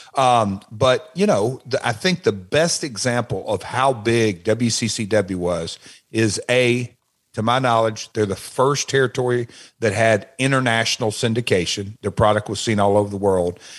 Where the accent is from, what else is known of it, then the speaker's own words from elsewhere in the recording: Nashville, Tennessee, United States; also born or lived in Memphis; that's my hometown of Nashville